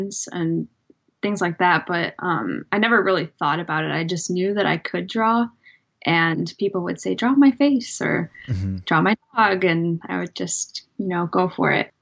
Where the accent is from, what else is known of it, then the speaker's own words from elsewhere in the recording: Crystal Lake, Illinois, United States; now in McHenry, United States; Right now I'm in McHenry, Illinois, and I grew up in Crystal Lake, Illinois, so just moved a couple miles north